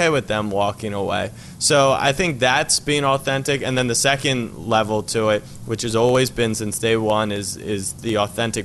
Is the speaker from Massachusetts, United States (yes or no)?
no; Maryland, United States; moved away as an adult; also born or lived in Texas; now in New York, United States; I grew up in Maryland, and then I moved to New York.